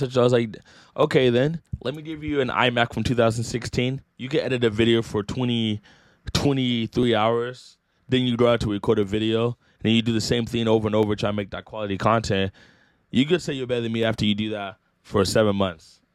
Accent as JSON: {"language": "English", "town": "Rocklin", "region": "California", "country": "United States", "said": "I'm from Rockland, like, five minutes away"}